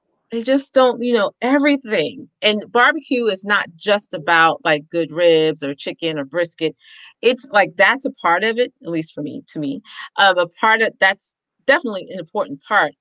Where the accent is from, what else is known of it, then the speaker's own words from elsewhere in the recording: Ohio, United States; now in New York, United States; I'm from Ohio, so it's cold